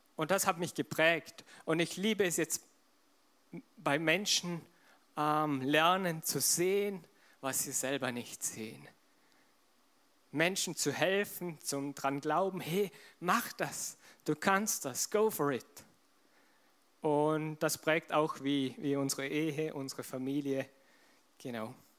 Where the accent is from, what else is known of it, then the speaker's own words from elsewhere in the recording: Vorarlberg, Austria; Verena und ich zum Beispiel, wir sind beide Vorarlberger, wir sind in dieser Kultur aufgewachsen